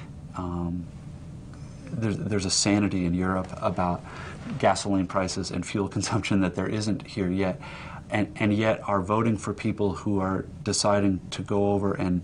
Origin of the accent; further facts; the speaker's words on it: United States; as an American